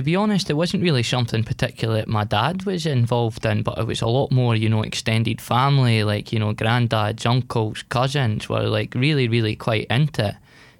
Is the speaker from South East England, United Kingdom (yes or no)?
no; Edinburgh, Scotland, United Kingdom; also born or lived in West Lothian; I'm from West Edinburgh myself, but my family's a lot from West Lothian. And actually a bit of a different story, because, I mean, half my family is Catholic, but, you know, my dad's side, they're all Rangers fans